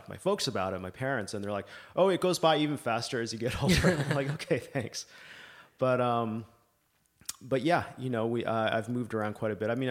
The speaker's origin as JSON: {"language": "English", "country": "Libya", "tie": "born or raised there", "also_born_or_lived": "Canada", "said": "I'm Canadian originally. Uh, grew up in Libya, out of all places. Um, obviously, now it's not what it used to be."}